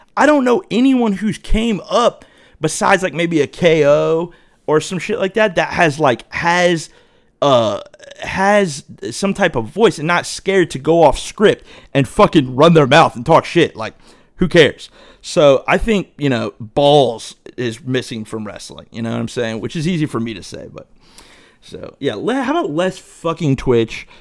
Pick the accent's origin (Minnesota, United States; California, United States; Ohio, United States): Ohio, United States; Dayton; I grew up in Dayton